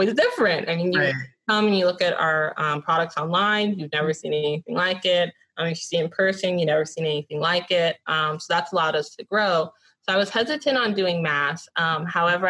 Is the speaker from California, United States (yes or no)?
yes; Los Angeles, California, United States; I grew up in Westchester, right next to LMU.